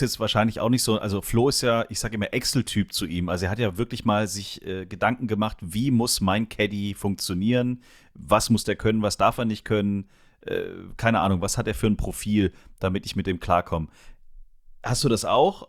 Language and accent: German; Germany; als Deutsche